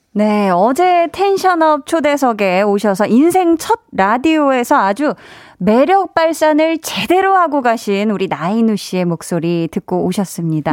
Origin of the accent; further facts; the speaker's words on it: Seoul, South Korea; 저는 이제 서울 사람이고요. 서울 태생인데